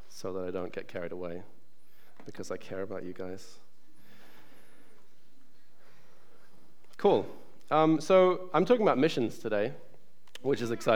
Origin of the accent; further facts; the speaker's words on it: New Zealand; moved away; also born or lived in England; I was born in England, but I grew up in New Zealand because my family moved there when I was 6 years old